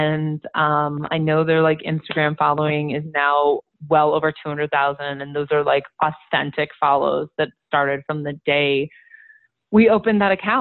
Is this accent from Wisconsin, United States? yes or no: yes; Milwaukee, Wisconsin, United States; moved away; also born or lived in Madison, Wisconsin; I was born and raised in Milwaukee, Wisconsin